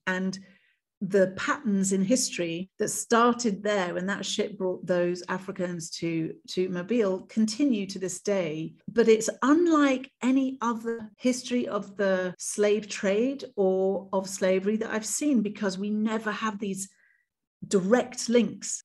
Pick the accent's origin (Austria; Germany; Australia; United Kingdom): United Kingdom; as a British queer woman of color